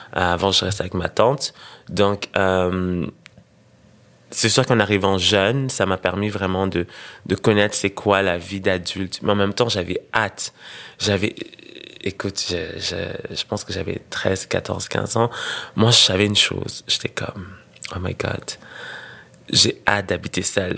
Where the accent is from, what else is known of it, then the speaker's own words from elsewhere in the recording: Senegal; also born or lived in Burundi; now in Montreal, Canada; repartir là où j'ai grandi